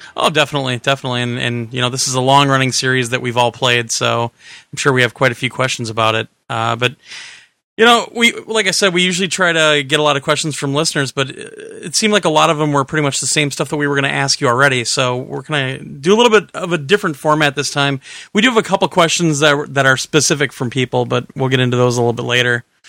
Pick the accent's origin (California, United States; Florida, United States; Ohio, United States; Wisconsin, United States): Wisconsin, United States; we're idiots from Wisconsin